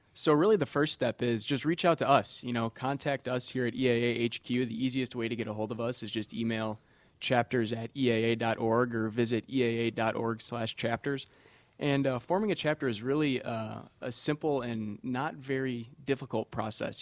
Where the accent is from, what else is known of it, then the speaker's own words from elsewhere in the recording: Kenosha, Wisconsin, United States; moved away; I'm originally from Kenosha, Wisconsin